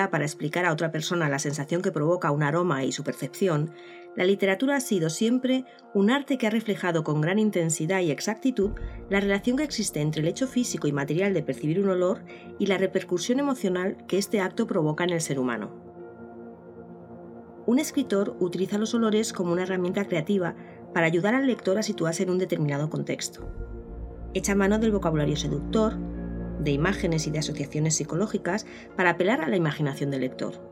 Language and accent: Spanish; Ciempozuelos, Community of Madrid, Spain; soy de Cienpozuelos